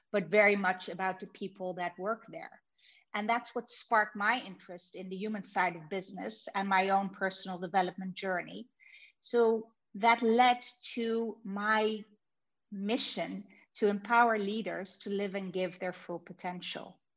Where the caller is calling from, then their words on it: Amsterdam, North Holland, Netherlands; I'm calling in from Amsterdam. So it's pretty far away.